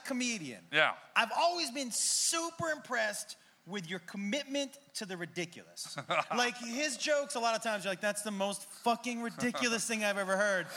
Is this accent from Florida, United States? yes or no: no; Massachusetts, United States; I grew up in Massachusetts